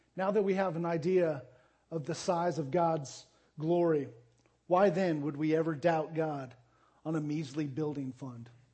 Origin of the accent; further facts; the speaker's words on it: Arizona, United States; moved away as an adult; also born or lived in Jacksonville, Texas / Tulsa, Oklahoma; I grew up in Arizona.